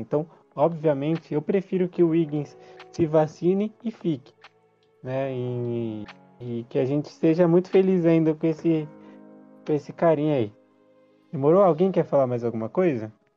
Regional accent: Brazil; a gente é brasileiro

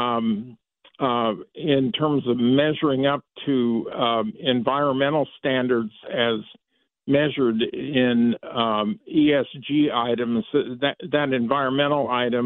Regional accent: Iowa, United States; I was born and raised in Iowa, so I know a lot about those cornfields. I basically grew up in them.

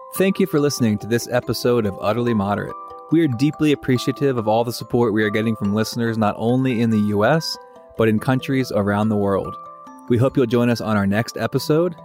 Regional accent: United States; So I grew up outside of Washington, D C, in the suburbs of Washington, D C.

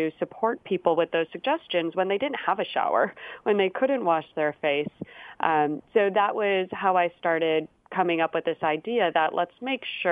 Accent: Chicago, Illinois, United States; moved away as an adult; now in San Francisco, United States; I currently am located in San Francisco, but I am a Chicagoan. I'm from Chicago.

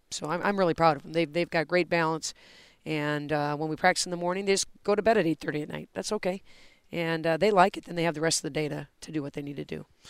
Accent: Oregon, Wisconsin, United States; moved away as an adult; now in St. Louis, United States; I grew up in Oregon, Wisconsin.

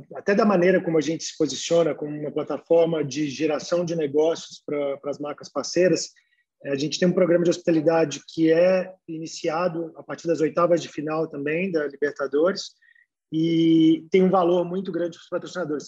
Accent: Brazil; eu, como brasileiro

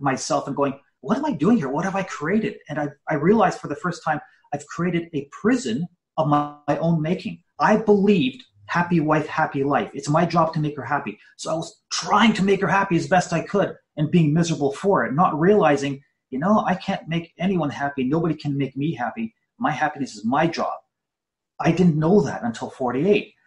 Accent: Canada; I was born in Canada, first generation Canadian, and more than anything, I just wanted to be an average Canadian kid

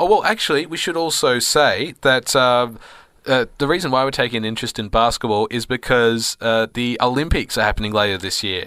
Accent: Bendigo, Victoria, Australia; Bendigo, of course, is my hometown

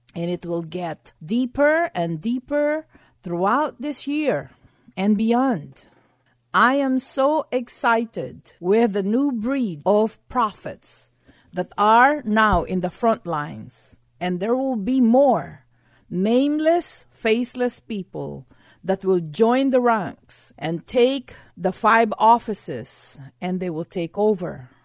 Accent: Texas, United States; being a Texan, I had to have a red pickup truck

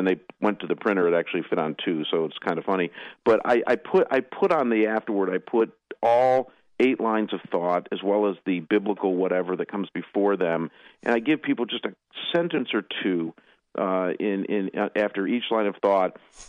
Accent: Cleveland, Ohio, United States; moved away; also born or lived in Detroit; I was born and raised on the east side of Cleveland

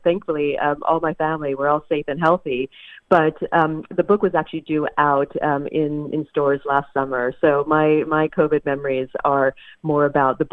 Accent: the South, United States; I grew up in the South

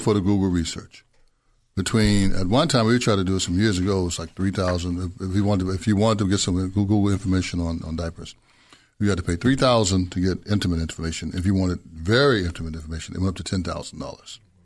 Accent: Memphis, Tennessee, United States; I'm from Memphis, Tennessee. Grew up there

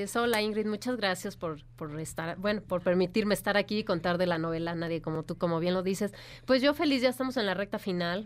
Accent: Michoacán, Mexico; moved away; yo que soy de Michoacán

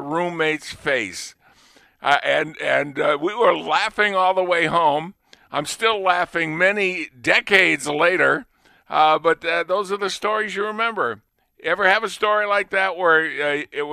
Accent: Lunenburg, Massachusetts, United States; I was from Lunenburg

